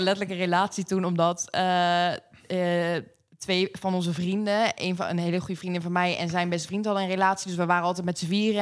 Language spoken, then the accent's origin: Dutch; Pijnacker, South Holland, Netherlands; moved away as an adult; now in The Hague, Netherlands; ik kom oorspronkelijk uit Pain City. Pijnakker. daar heb ik uh, tot mijn 21ste